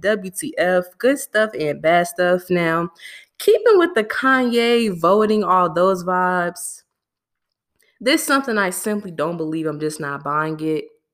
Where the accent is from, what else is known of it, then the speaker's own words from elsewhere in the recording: Chicago, Illinois, United States; I'm from Chicago